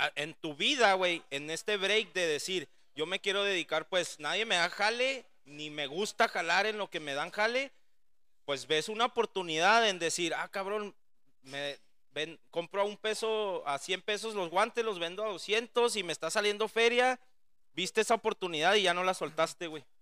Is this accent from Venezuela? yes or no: no; Ciudad Juárez, Chihuahua, Mexico; un equipo que pues realmente es de mi ciudad